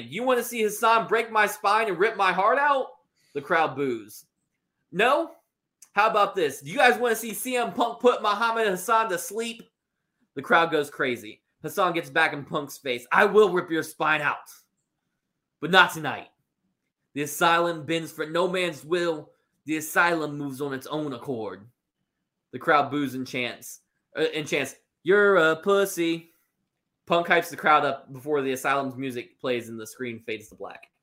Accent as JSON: {"language": "English", "town": "Syracuse", "region": "New York", "country": "United States", "tie": "born there", "said": "This is our country. I was born in Syracuse, New York."}